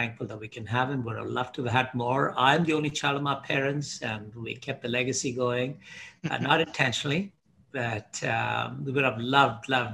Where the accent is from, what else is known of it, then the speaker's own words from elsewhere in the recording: Hyderabad, Telangana, India; moved away as an adult; also born or lived in Mumbai, India / Dubai, United Arab Emirates / Bahrain; now in Canada; I grew up in Hyderabad in India